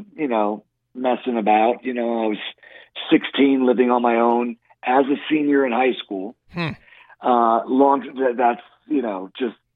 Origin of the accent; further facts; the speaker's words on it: New York City, New York, United States; I was born in the Bronx